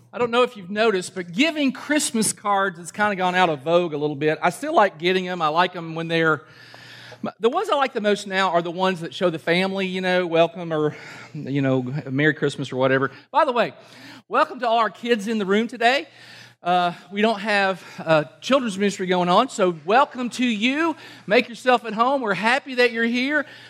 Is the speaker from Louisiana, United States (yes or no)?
no; Kentucky, United States; I'm from Kentucky